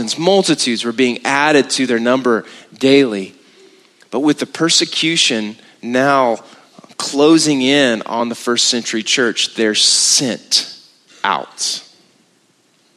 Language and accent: English; Texas, United States; we're from Texas